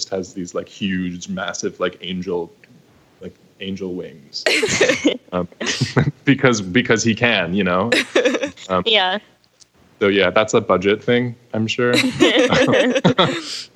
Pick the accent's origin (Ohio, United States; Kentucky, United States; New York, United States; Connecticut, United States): New York, United States; I'm also from New York